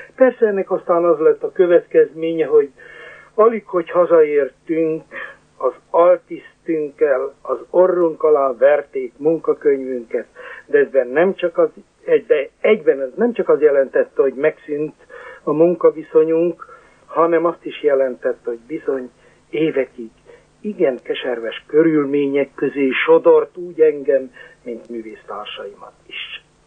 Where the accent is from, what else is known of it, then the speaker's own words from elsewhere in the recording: Sárospatak, Borsod-Abaúj-Zemplén, Hungary; én a Sárospatik Református Főgimnáziumban, pontosabban a híres kollégiumban nevelkedtem